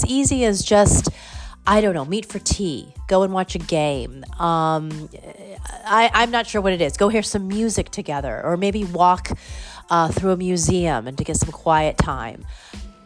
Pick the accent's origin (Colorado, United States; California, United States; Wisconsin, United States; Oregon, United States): California, United States; now in New Haven, United States; I'm from California